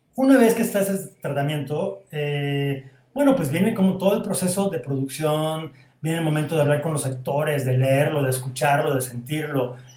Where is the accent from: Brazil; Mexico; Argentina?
Mexico; Veracruz; moved away as an adult; now in Mexico City, Mexico; terminé la preparatoria en Veracruz